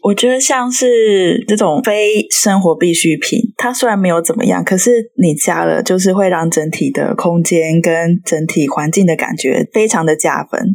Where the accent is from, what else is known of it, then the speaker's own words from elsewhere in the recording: Chiayi, Chiayi City, Taiwan; 我也是嘉义人